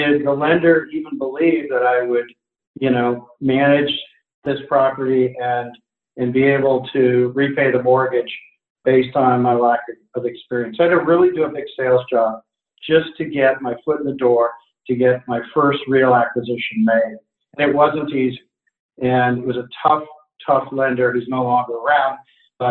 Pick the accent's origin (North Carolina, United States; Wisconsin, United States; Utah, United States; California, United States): California, United States; now in Portland, United States; I'm from California